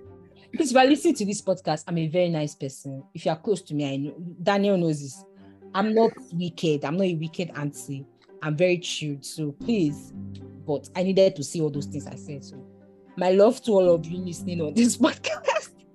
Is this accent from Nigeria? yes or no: yes; Nigeria; I'm from Nigeria, my work extensively is in Nigeria